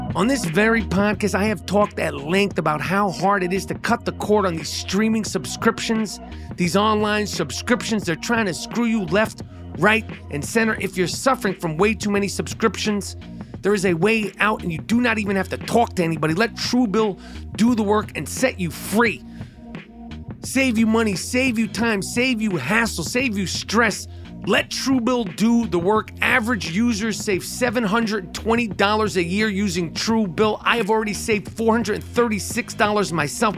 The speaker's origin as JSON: {"language": "English", "town": "New York City", "region": "New York", "country": "United States", "tie": "born or raised there", "said": "In the seventies and eighties, I grew up in New York"}